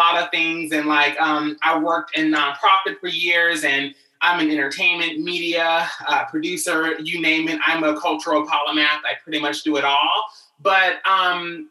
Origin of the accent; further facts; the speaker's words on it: Louisville, Kentucky, United States; moved away as an adult; now in Los Angeles, United States; I'm originally from Louisville, Kentucky, moved out here to LA at 19 years old